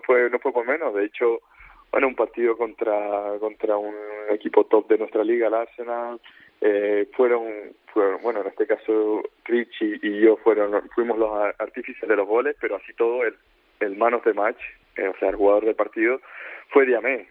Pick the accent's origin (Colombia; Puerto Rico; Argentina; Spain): Spain; moved away as an adult; now in Newcastle, United Kingdom